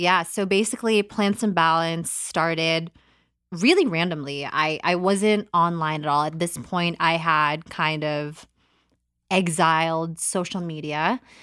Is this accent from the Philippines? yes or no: yes; Philippines; born there; But basically, in a nutshell, I was born in the Philippines, January 6, 1991.